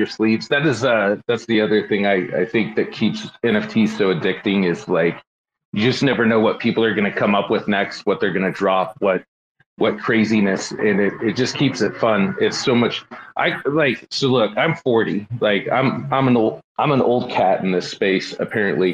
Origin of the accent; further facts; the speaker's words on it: Seattle, Washington, United States; I grew up in Seattle